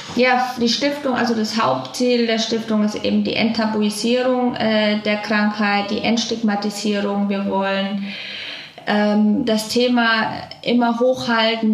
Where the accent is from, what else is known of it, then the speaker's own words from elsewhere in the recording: Franconia, Bavaria, Germany; now in Cologne, Germany; ich komme aus Franken